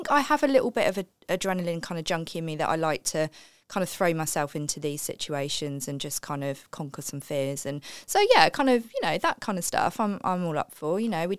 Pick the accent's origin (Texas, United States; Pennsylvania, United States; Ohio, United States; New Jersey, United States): New Jersey, United States; born there; I was born in New Jersey, just outside New York.